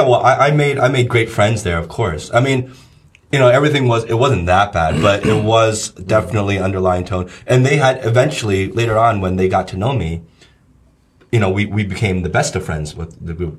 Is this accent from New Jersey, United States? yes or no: yes; New Jersey, United States; moved away as an adult; also born or lived in Los Angeles, United States; now in China; growing up in New Jersey